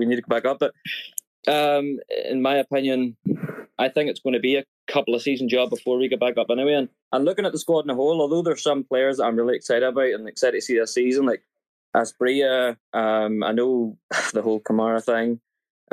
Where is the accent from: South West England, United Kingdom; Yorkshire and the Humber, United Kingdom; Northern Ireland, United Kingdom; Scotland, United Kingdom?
Northern Ireland, United Kingdom; moved away; I'm originally from Northern Ireland